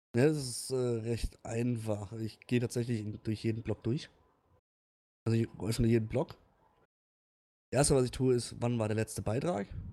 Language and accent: German; Lörrach, Baden-Württemberg, Germany; moved away; ich komme ja ursprünglich aus Lörrach oder bei Lörrach.